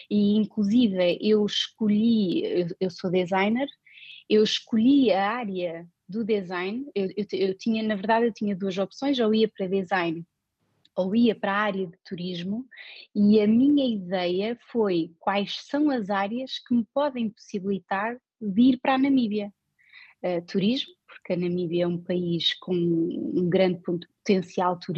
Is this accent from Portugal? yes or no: yes; Portugal; now in Oslo, Norway; agora também me sinto em casa na Noruega, portanto isto, isto é um bocado uh, de onde é que eu sou. eu sou, eu sou portuguesa, mas eu sou do mundo.